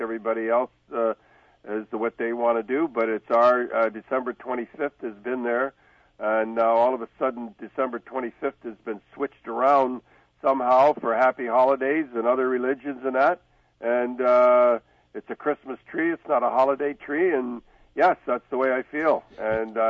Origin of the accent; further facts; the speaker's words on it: Canada; we're Canadian